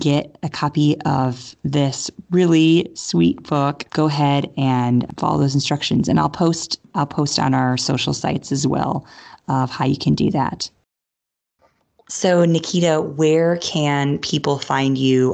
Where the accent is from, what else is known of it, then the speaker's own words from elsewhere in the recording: Chicago, Illinois, United States; Being a fellow Chicago girl